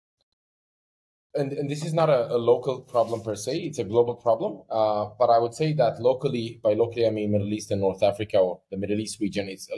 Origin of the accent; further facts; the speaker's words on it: Sweden; now in United Arab Emirates; I'm from Sweden. So, you know, in Sweden, there's one curriculum